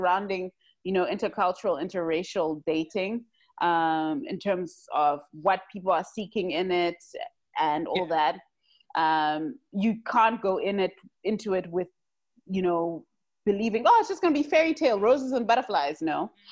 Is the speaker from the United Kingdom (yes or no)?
no; Zimbabwe; us growing up in Zim